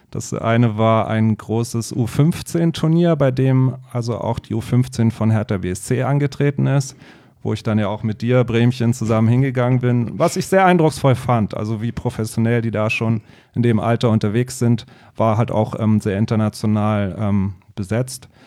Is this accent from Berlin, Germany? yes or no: yes; Berlin, Germany; Ja, ich bin in Berlin-Wannsee aufgewachsen, noch zu Mauerzeiten, ähm, habe dann die Wende dort miterlebt, so zu Abiturzeiten